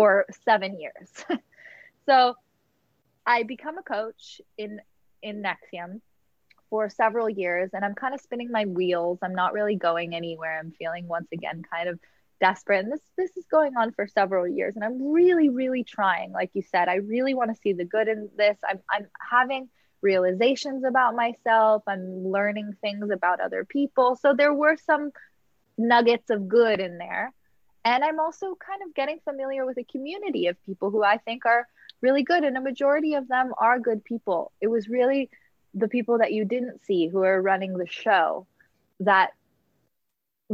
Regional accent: Los Angeles, California, United States; I grew up in Los Angeles

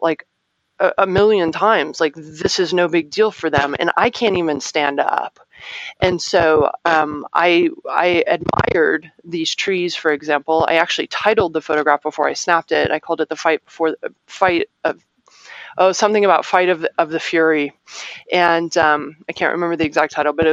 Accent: Arizona, United States; I'm from Arizona

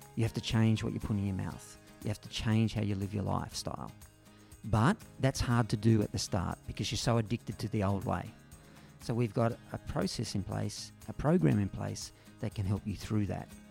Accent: Berry, New South Wales, Australia; my hometown, no, which really was Berry, only five minutes down the road. But this is where I grew up

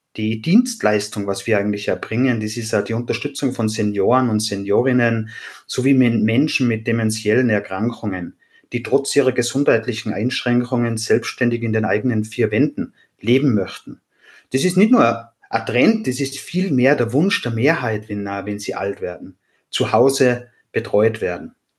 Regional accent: Austria; accent: Austrian; Wie man hört, bin ich Österreicher. Das kann ich durch meine Aussprache leider nicht verstecken.

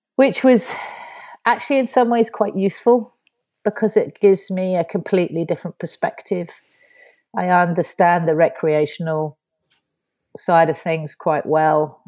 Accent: London, United Kingdom; moved away as an adult; now in Fort William, United Kingdom; I was brought up in South London

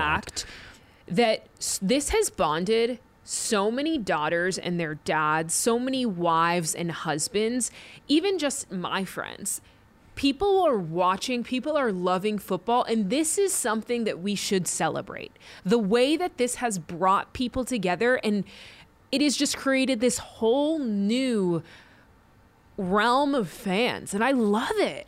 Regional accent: New England, United States; I grew up in New England

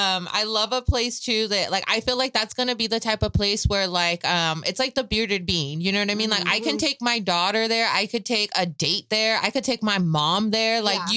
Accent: Michoacán, Mexico; I'm from Michoacán.

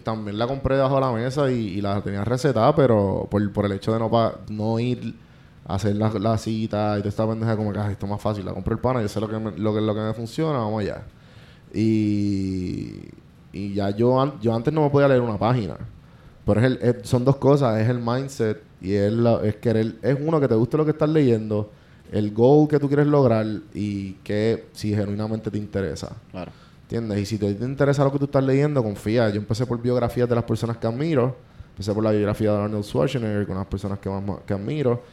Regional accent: Puerto Rico; moved away as an adult; now in Atlanta, United States; yo soy boricua

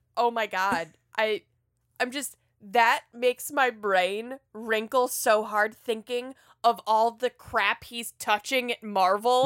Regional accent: North Carolina and Georgia, United States; I was raised in North Carolina and Georgia

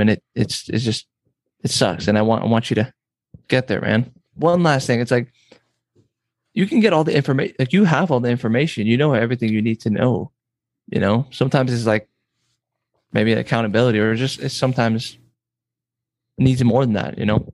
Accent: San Diego, California, United States; now in Nebraska, United States; I'm from San Diego

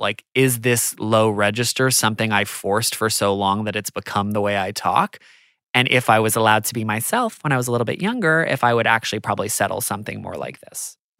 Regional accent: United States; I'm American

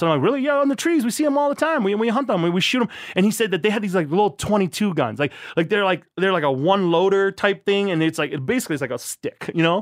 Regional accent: La Crosse, Wisconsin, United States; also born or lived in Thailand; I grew up in La Crosse, Wisconsin

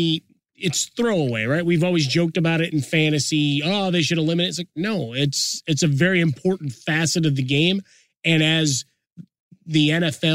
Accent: Chicago, Illinois, United States; Growing up in Chicago

